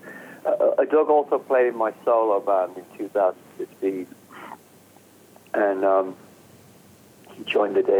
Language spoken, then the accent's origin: English; England, United Kingdom; I'm English, so... But I grew up in England